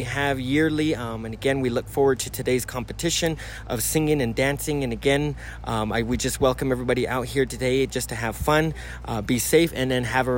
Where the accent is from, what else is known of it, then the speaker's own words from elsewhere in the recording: Coyote Canyon, New Mexico, United States; I'm originally from Coyote Canyon.